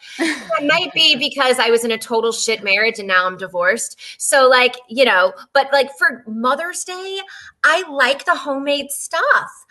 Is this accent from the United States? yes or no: yes; Texas, United States; I grew up in Texas